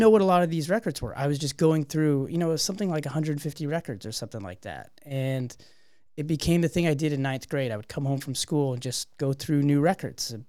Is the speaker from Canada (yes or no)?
yes; Canada; we're a Canadian band.